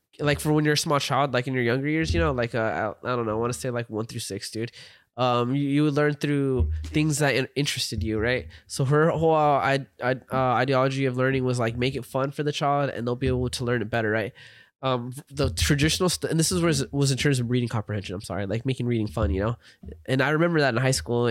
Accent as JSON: {"language": "English", "country": "United States", "said": "I'm a fucking American"}